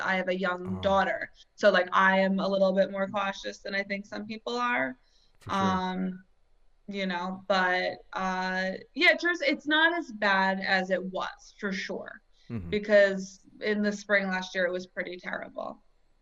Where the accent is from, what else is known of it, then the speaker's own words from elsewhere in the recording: New Jersey, United States; I was from New Jersey